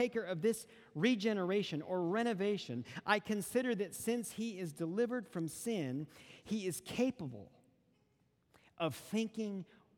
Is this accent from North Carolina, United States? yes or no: yes; Western North Carolina, United States; I grew up in Western North Carolina.